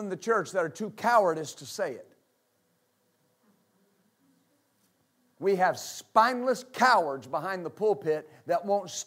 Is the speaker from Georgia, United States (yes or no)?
no; West Texas, United States; I was raised in West Texas.